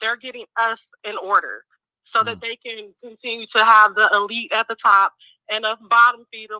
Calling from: Mexico; I'm calling from Mexico at the moment.

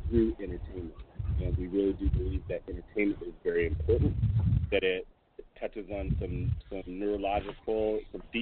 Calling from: Seattle, Washington, United States; I'm calling from Seattle, Washington, the liberal bastion that is the Pacific Northwest up here.

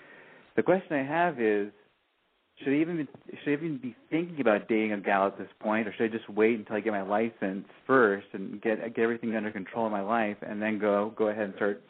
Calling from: Orange County, California, United States; Oh, I'm calling from Orange County, California. I'm 28

